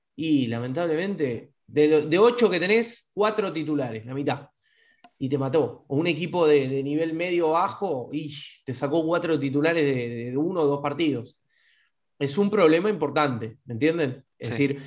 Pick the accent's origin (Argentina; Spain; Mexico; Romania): Argentina; somos, somos este, argentinos